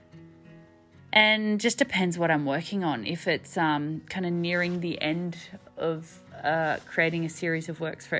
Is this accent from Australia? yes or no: yes; family farm in southern New South Wales, Australia; also born or lived in Sydney; My husband and I have in the last 4 years moved back to our family farm, my family farm where I grew up, which is pretty exciting. We moved back from Sydney